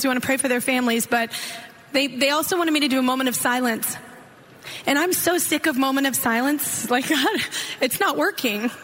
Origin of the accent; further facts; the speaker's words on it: Texas, United States; I'm a Texas girl, and my home state